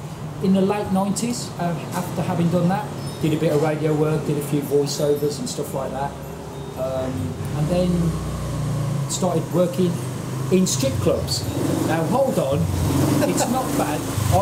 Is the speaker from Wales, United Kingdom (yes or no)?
no; West Bromwich, West Midlands, United Kingdom; born or raised there; also born or lived in Birmingham (Aston); now in Pattaya, Thailand